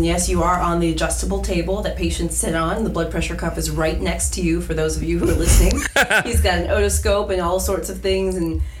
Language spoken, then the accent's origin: English; Davenport, Iowa, United States; So I'm from Davenport, Iowa, which is right on the eastern border, about 3 hours from Chicago, right on the Mississippi River. So right across the river from Illinois.